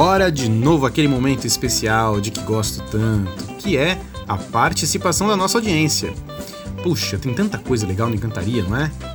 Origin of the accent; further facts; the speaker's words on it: São Paulo, Brazil; moved away; lá de onde eu vim, de São Paulo